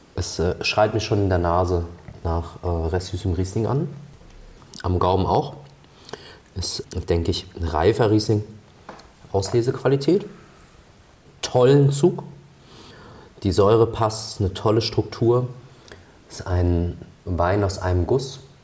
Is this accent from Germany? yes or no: yes; Rhineland-Palatinate, Germany; bei uns in der Pfalz